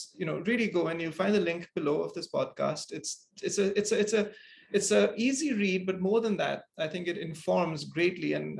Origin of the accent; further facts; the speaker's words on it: Singapore; growing up in Singapore